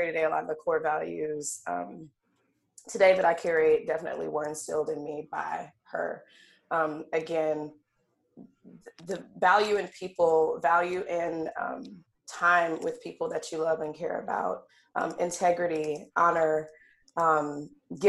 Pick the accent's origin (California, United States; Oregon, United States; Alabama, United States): Alabama, United States; now in Seattle, United States; I'm Southern girl from Alabama, definitely Southern through and through